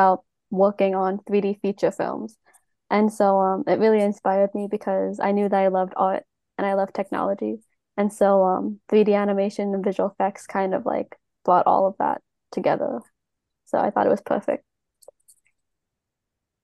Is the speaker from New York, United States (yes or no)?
yes; Long Island, New York, United States; now in New York City, United States; I was raised on Long Island, New York